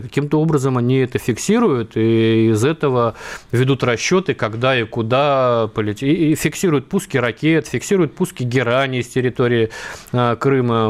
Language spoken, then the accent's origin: Russian; Vladivostok, Primorsky Krai, Russia; Я вырос в Владивостоке, вот все дело детства